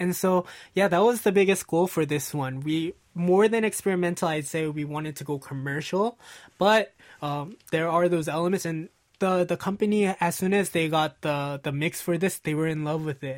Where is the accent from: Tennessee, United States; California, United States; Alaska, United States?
California, United States; Los Angeles; L A, which is my hometown